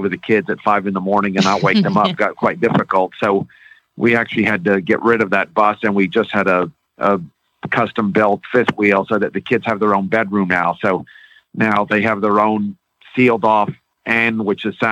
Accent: Florida, United States; now in Pennsylvania, United States; growing up in Florida

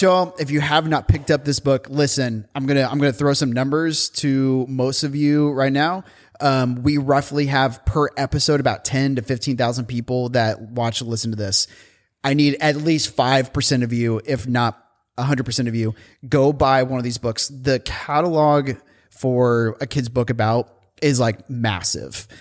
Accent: Indiana, United States; also born or lived in San Francisco; now in Portland, United States; I grew up in Indiana

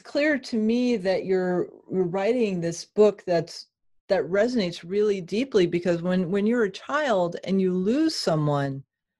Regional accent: New England, United States; I grew up in New England.

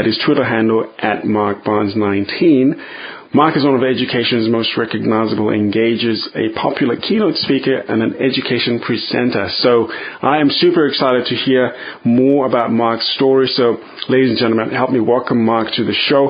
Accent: Zambia; moved away; I grew up in Zambia, which is in the southern part of Africa

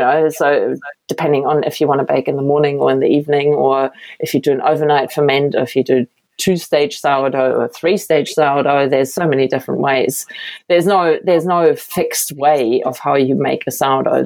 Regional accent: Berlin, Germany; moved away as an adult; now in New Zealand; i am from Berlin. It's a big city, right

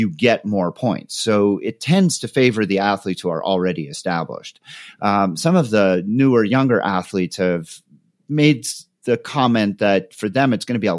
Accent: Canada; moved away; being originally Canadian

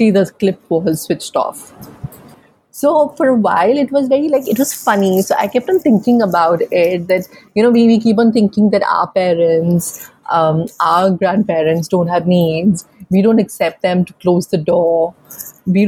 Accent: Jammu, Jammu and Kashmir, India; moved away; coming from a chota city, I'm from Jammu

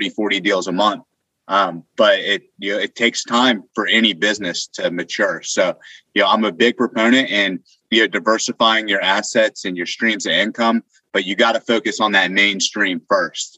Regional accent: Northern Virginia, United States; moved away as an adult; now in Austin, United States; I was living in Northern Virginia. It's kind of where I grew up, bad traffic

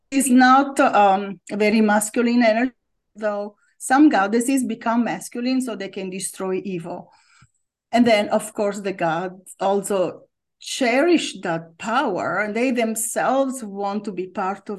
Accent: near Milan, Lombardy, Italy; moved away as an adult; also born or lived in Rome, Italy; now in United States; So I was born in Italy in the north and I lived in Rome for a long time, always in the summer. But I grew up near Milan.

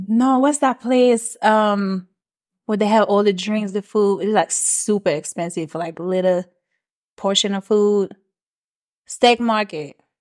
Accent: Switzerland; first language French; English is a second language; moved away as an adult; also born or lived in Maryland, United States; now in Atlanta, United States; So, I was born in Maryland, but I grew up overseas in Switzerland.

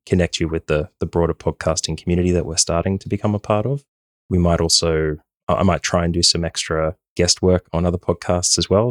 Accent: Australia; moved away as an adult; now in Ireland; I am from Australia, born and bred, even though the accent may not give it away

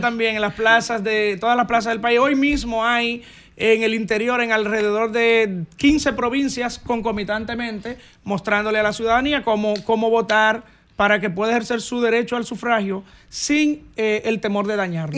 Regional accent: San José de Ocoa, Dominican Republic; mi campo, que amo, mi patria chica

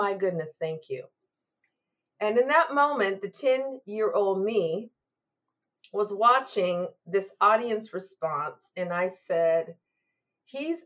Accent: Lacey, Washington, United States; I grew up in Lacey, Washington, near Olympia, the capital

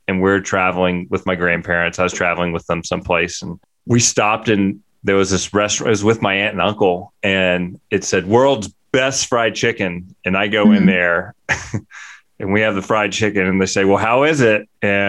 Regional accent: United States; also born or lived in Mississippi; I'm from Louisiana and Mississippi

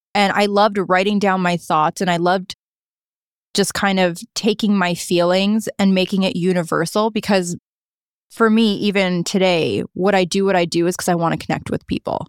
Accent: Niagara Falls, Ontario, Canada; also born or lived in St. Catharines; now in Toronto, Canada; I actually lived in Niagara Falls. I grew up there.

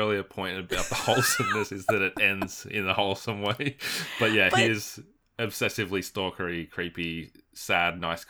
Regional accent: Australia; which sometimes happens as an Aussie, you're like, come on, what is this?

